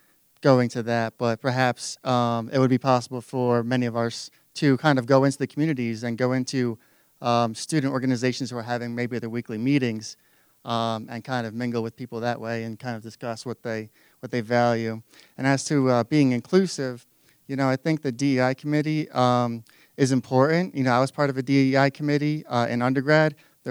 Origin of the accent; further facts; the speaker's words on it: New Jersey, United States; now in Montana, United States; I'm a 2L from New Jersey originally.